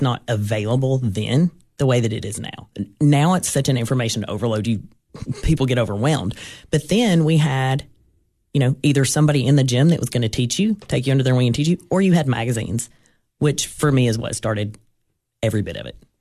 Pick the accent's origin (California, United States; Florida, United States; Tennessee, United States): Tennessee, United States; Gainesboro; I grew up in Jackson County, um, went to school in Gainesboro